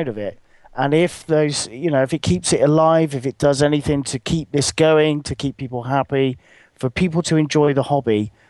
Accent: Jamaica; Because I'm a Jamaican.

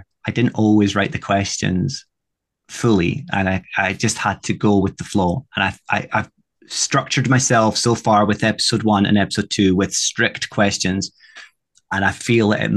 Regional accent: Scotland, United Kingdom; Being Scottish

